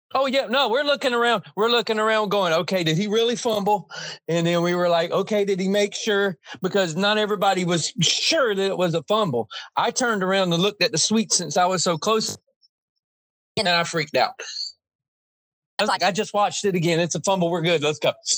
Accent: Jacksonville, Florida, United States; We're from Jacksonville, Florida

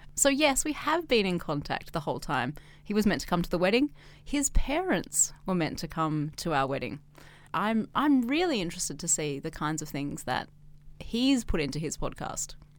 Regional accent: Australia; now in China; I'm Australian, but I'm not a resident of Australia

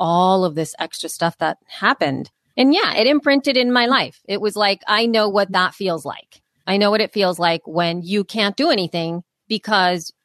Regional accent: El Salvador; moved away; when I was growing up in El Salvador and there was a civil war

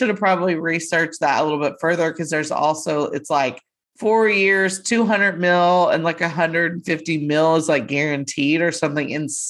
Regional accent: Texas, United States; we're from a stupid small town that nobody, a lot of people have never heard of.

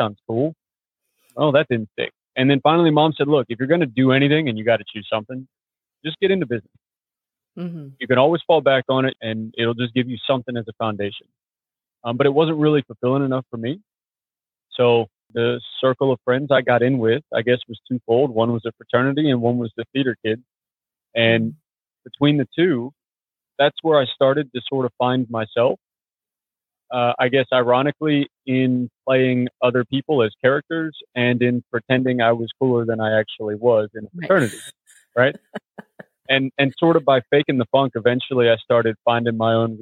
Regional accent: Clearwater, Florida, United States; moved away; I was born in Clearwater, Florida, some odd years ago

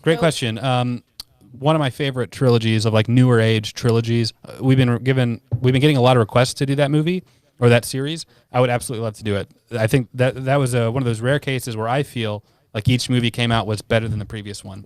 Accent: United States; I'm American

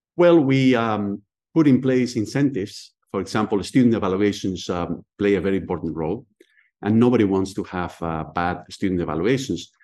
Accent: Spain; English is a second language; moved away as an adult; now in Philadelphia, United States; I was born and raised in Spain.

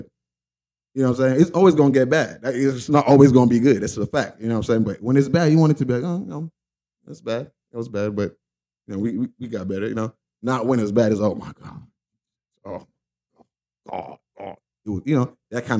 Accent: Nigeria; I'm Nigerian

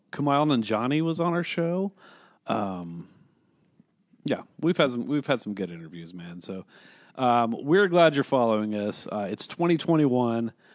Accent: Kansas City, Kansas, United States; We're from the fucking K C M O area, dude. We're on the Kansas side

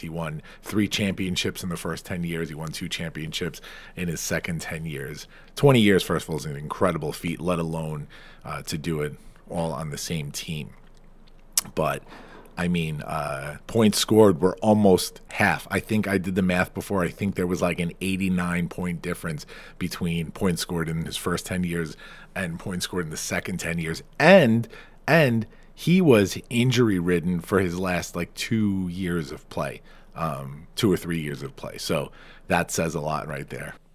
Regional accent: New York, United States; I'm a New Yorker

